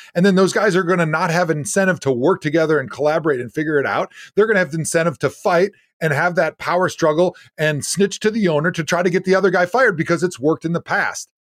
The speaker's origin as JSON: {"language": "English", "region": "Wisconsin", "country": "United States", "tie": "born or raised there", "said": "I grew up in Wisconsin, grew up a Packer fan."}